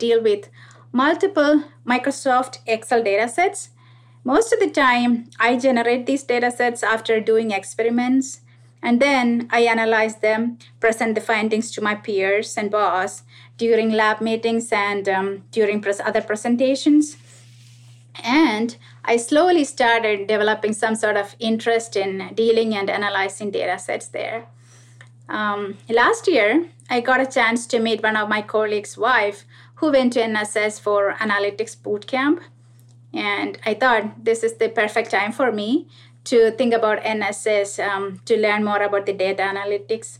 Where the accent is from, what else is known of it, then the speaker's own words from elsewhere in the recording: India; moved away as an adult; also born or lived in Middle East; now in Nashville, United States; I was born and brought up in India, and I graduated from medical school back there